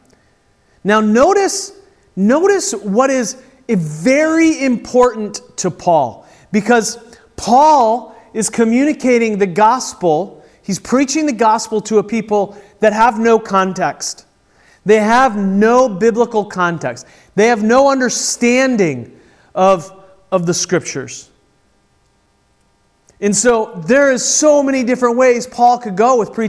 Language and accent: English; United States; as American Christians